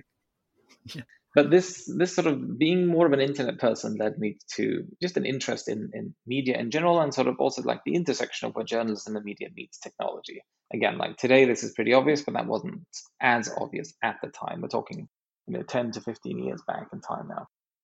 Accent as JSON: {"language": "English", "country": "Sweden", "also_born_or_lived": "San Francisco, United States", "said": "I'm half British, a quarter Norwegian, and a quarter Swedish, and spent most of my life in Sweden running things here"}